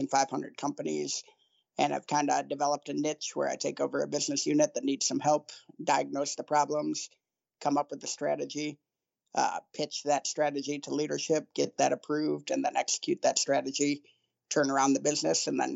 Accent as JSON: {"language": "English", "town": "Ann Arbor", "region": "Michigan", "country": "United States", "tie": "born or raised there", "also_born_or_lived": "Tulsa, Oklahoma", "moved": "yes", "said": "I grew up in Ann Arbor, Michigan, very, very liberal town"}